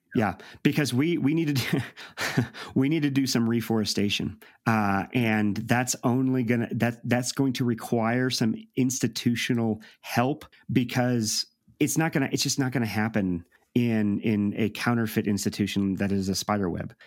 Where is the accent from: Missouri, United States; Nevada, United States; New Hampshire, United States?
Missouri, United States; St. Louis; I'm from Saint Louis.